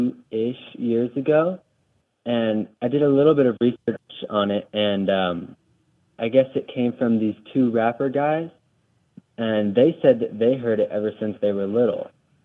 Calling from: Nevada, United States; I'm calling you from Nevada

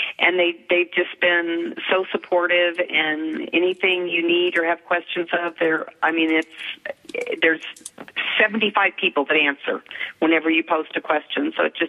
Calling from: Denver, Colorado, United States; I'm in Denver, Colorado.

